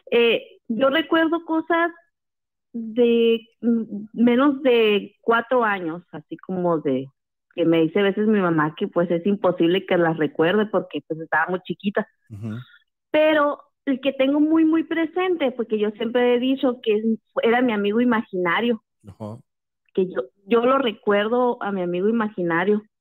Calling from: Hermosillo, Sonora, Mexico; Sí, buenas noches. … de Hermosillo.

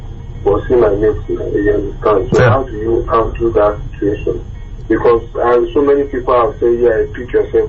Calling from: Sunnyvale, California, United States

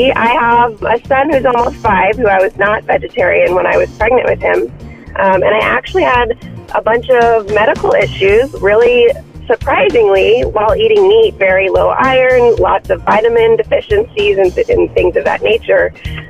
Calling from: Kansas City, Missouri, United States; Kansas City.

